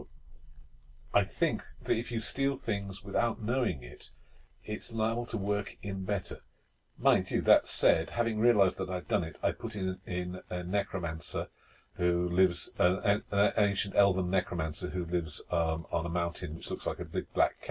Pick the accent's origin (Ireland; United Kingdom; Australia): United Kingdom; England; that's as far as we got, being English